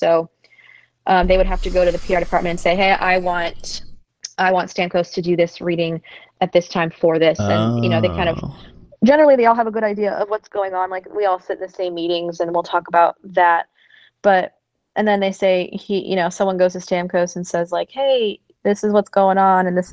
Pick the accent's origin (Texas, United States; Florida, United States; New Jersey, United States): Florida, United States; Tampa; I was born and raised in Tampa.